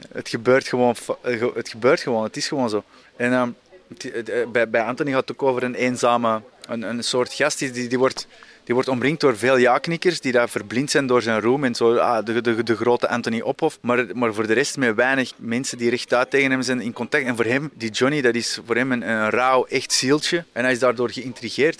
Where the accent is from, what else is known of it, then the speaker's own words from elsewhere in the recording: Antwerp, Flanders, Belgium; ik ben zelf opgegroeid in Antwerpen.